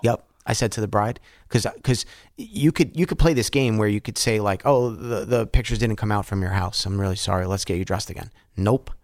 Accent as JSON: {"language": "English", "town": "Yonkers", "region": "New York", "country": "United States", "tie": "born or raised there", "said": "I grew up in Bronxville, or fake Bronxville, it was Yonkers, but Bronxville P"}